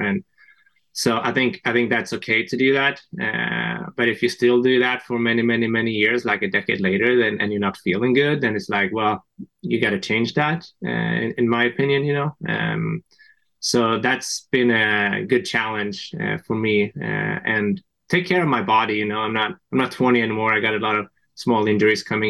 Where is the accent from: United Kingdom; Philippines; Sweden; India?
Sweden; moved away as an adult; also born or lived in France; now in United States; from Sweden, actually, originally